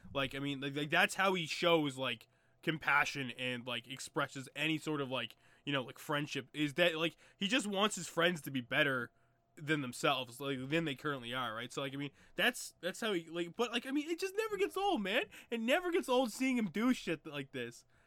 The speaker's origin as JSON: {"language": "English", "country": "Canada", "said": "still had three-wheelers where I'm from"}